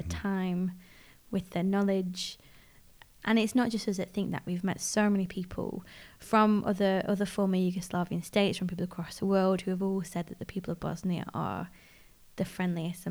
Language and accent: English; United Kingdom; being British